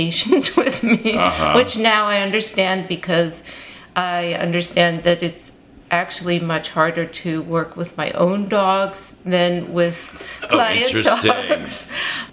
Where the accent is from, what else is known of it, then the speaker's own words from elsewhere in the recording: Vienna, Austria; now in New York City, United States; I grew up in Vienna, Austria